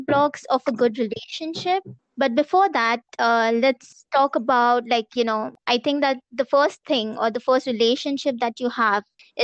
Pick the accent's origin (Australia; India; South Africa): India